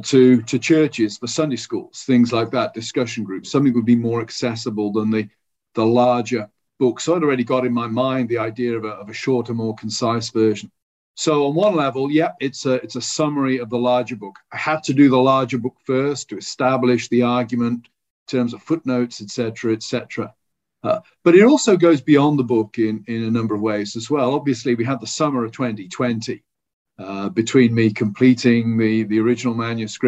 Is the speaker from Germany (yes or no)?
no; United Kingdom; as a British person